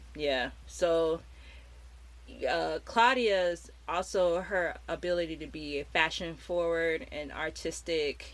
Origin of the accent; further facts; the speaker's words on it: United States; growing up in America in in the '90s